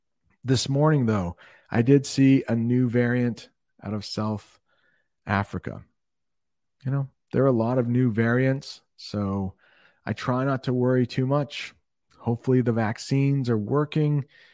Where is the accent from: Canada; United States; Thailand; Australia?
Thailand; I teach at Brent. I'm from Thailand.